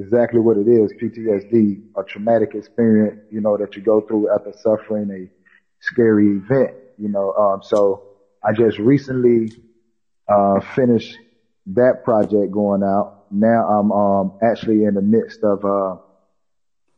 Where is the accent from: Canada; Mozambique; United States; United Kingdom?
United States; Atlanta, Georgia; now in South Carolina, United States; I'm originally from Atlanta, Georgia, but like you say, I now reside in South Carolina